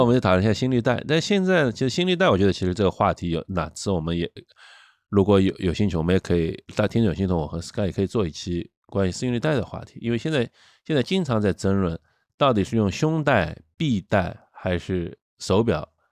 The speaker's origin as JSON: {"language": "Chinese", "country": "China", "said": "我们中国人"}